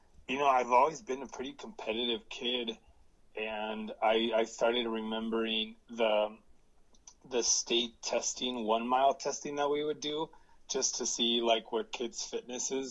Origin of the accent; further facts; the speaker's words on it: central coast of California, United States; I was born actually in Southern California, and both of my parents are migrant workers, and they already knew California pretty well because they would come in and work every year. And we were lucky to move to a farm in the central coast of California